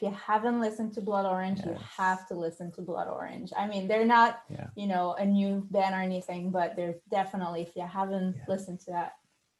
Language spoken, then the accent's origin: English; Quebec, Canada; English is a second language; moved away as an adult; also born or lived in Australia; now in United States; I'm from Canada. I'm from Quebec, which is French Canada. And I come from a small town surrounded by cows and chickens. And I'm a pastor's kid. I'm a PK.